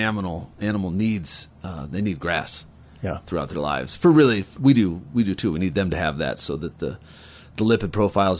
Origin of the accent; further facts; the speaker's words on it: Carbondale, Colorado, United States; also born or lived in Denver, Colorado; But and then I grew up in Cattle Creek